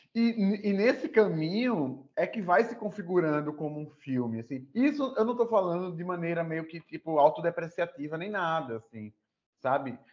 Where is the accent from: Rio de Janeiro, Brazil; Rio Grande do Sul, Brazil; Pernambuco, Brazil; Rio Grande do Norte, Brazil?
Pernambuco, Brazil; Recife; now in Natal, Brazil; Eu moro em Natal, né, já tem um, um tempo, sou de Recife, mas moro em Natal.